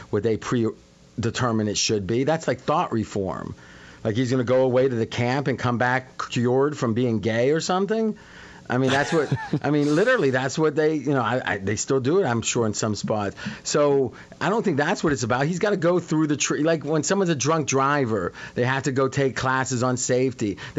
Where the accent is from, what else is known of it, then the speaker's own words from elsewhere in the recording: Ohio, United States; where I grew up in Ohio